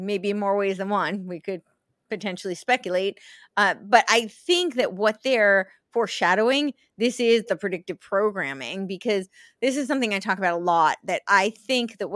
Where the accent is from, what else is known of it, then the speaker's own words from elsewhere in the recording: United States; moved away; also born or lived in Los Angeles, California; I grew up right outside New York City. I lived